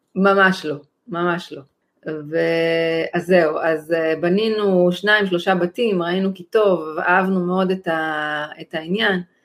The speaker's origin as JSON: {"language": "Hebrew", "country": "Israel", "said": "אני מישראל"}